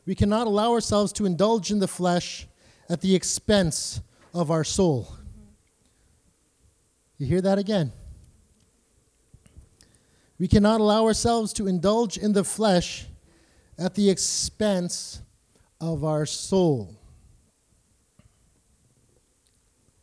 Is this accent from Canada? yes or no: yes; Canada; I'm a Canadian